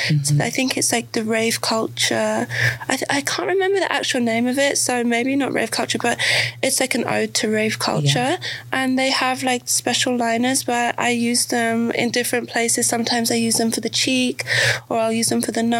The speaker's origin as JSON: {"language": "English", "region": "England", "country": "United Kingdom", "tie": "born or raised there", "said": "growing up in England"}